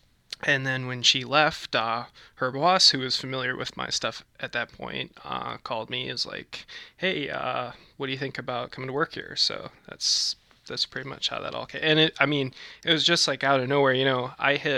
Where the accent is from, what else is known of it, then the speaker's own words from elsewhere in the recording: Manitowoc, Wisconsin, United States; my hometown of Manitowoc, Wisconsin